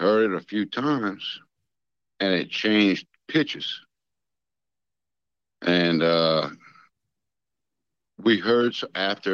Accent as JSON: {"language": "English", "region": "South Louisiana", "country": "United States", "said": "So, I'm a Cajun from South Louisiana."}